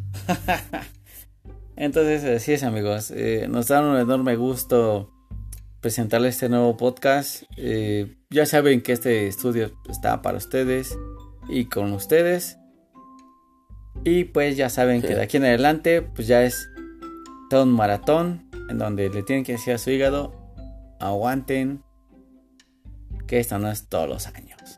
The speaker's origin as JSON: {"language": "Spanish", "region": "Mexico City", "country": "Mexico", "said": "como buen este defeño"}